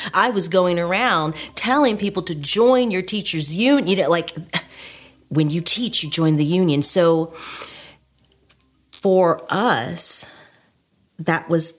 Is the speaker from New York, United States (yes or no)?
no; Richmond, Virginia, United States; now in Laurel, United States; I'm originally from Richmond, Virginia. My family and I live in Laurel, Maryland.